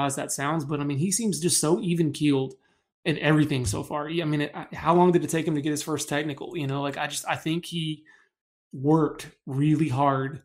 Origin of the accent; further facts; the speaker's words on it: Dallas, Texas, United States; I'm from Dallas originally. So grew up in Dallas, had season tickets growing up.